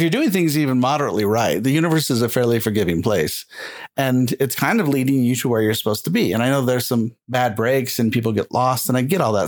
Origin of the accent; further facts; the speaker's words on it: Utah, United States; moved away as an adult; also born or lived in California / Austin, Texas; We're really from Utah